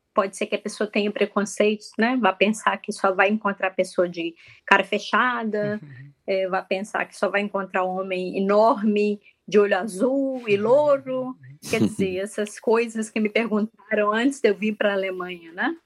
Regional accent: Minas Gerais, Brazil; also born or lived in Lake Constance, Germany; now in Germany; como uma boa mineira

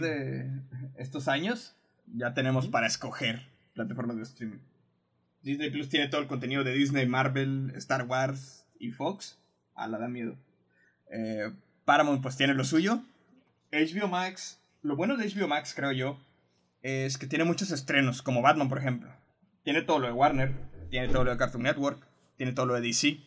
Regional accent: Mexico; Algo que tenemos los mexicanos

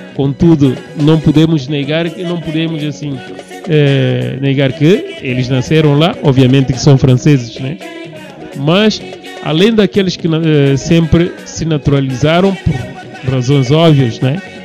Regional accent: Guinea-Bissau; moved away as an adult; now in Rio Grande do Sul, Brazil; sou guineense, eh, estudante, atualmente. Sou da Guiné-Bissau

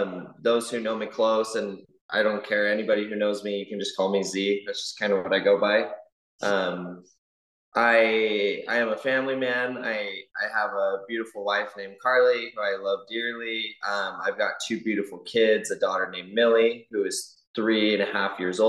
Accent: American Fork, Utah, United States; I grew up in American Fork

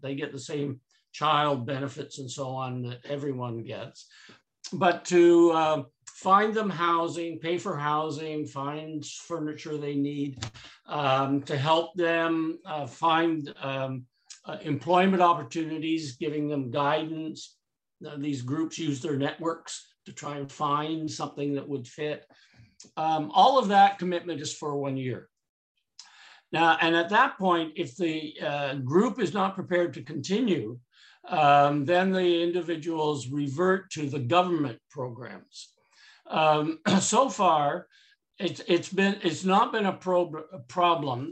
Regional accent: Canada; I'm too Canadian

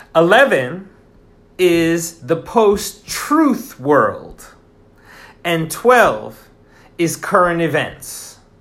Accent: Sullivan County, New York, United States; moved away as an adult; now in Japan; I'm from New York, Sullivan County, and we are close to New York City

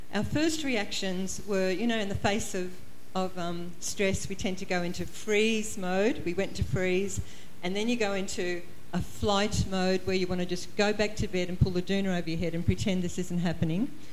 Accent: Queensland, Australia; also born or lived in Toowoomba, Queensland; we're from Queensland, we live uh, uh in a place called the Redcliffe Peninsula, but we used to live in a town called Toowoomba.

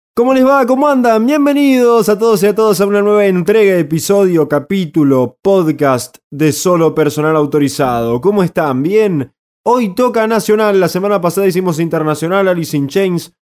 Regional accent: Argentina; nos han marcado como argentinos

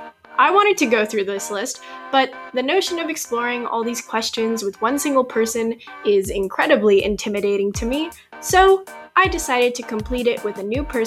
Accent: Austin, Texas, United States; I'm from Austin, Texas, and I'm currently a senior in high school.

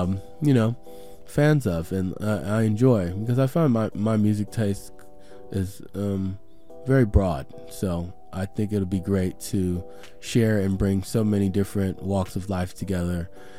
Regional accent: the South, United States; now in Portland, United States; I'm from the South.

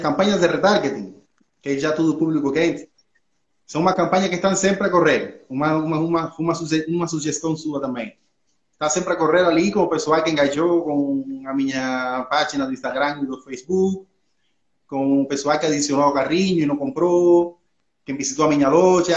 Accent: Cuba; accent: espanholado; Portuguese is a second language; moved away as an adult; now in Portugal; Eu sou cubano, falo, moro em Portugal há 13 anos já

